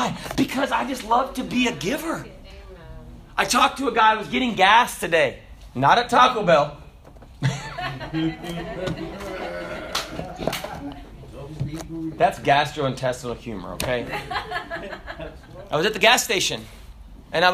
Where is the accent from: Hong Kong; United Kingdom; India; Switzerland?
Hong Kong; also born or lived in Kenya / Russia; Because I was born in Kenya, and I grew up in Hong Kong, and I grew up in Russia, and I wouldn't understand until Brother Junor helped me out how to gut a fish.